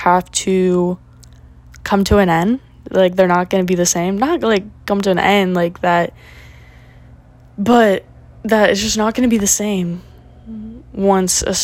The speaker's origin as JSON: {"language": "English", "region": "Florida", "country": "United States", "tie": "born or raised there", "also_born_or_lived": "Tallahassee", "said": "I'm chilling in my hometown"}